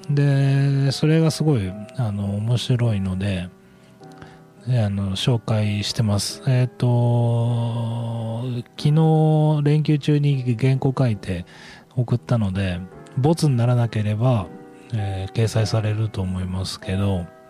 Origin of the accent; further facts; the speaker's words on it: Yonago, Tottori, Japan; 僕はあの米子市の和田町あの境港寄りですね